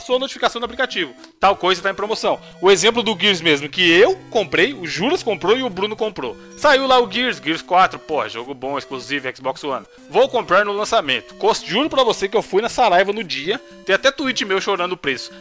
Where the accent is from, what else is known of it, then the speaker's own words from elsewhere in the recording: Brazil; A gente é brasileiro